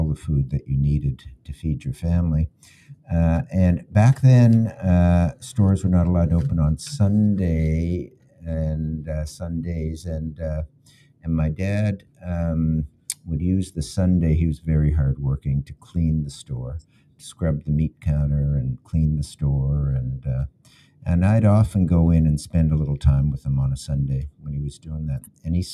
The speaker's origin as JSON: {"language": "English", "town": "Halifax", "region": "Nova Scotia", "country": "Canada", "tie": "born or raised there", "also_born_or_lived": "Munich, Germany", "said": "my parents arrived with me. I was 11 months old"}